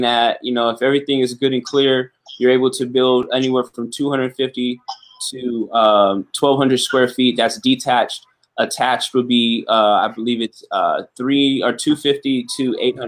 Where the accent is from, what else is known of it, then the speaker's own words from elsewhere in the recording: Los Angeles, California, United States; We're from Los Angeles, both of us, from